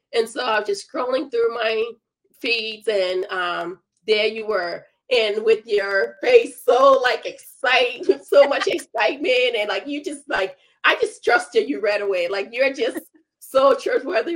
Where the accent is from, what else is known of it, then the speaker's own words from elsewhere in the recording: Liberia; moved away; I'm originally from Liberia